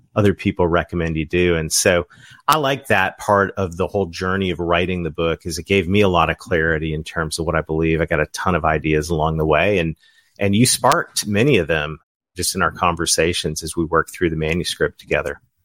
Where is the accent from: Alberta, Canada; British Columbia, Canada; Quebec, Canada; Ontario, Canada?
Ontario, Canada; now in southern United States; Kim and I are both Canadians. We're from Ontario